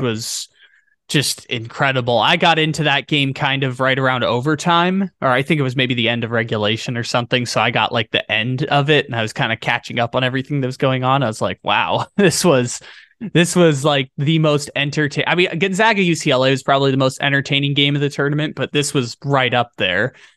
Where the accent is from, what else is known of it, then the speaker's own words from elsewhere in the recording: San Diego, California, United States; my hometown San Diego State team